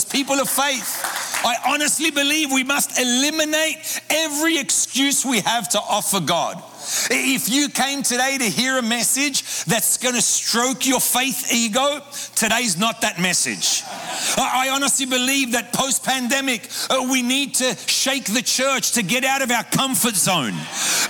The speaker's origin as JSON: {"language": "English", "town": "Sydney", "region": "New South Wales", "country": "Australia", "tie": "born or raised there", "moved": "as an adult", "lives_now": "Buenos Aires, Argentina", "said": "I grew up in Sydney, Australia, in an Argentine home"}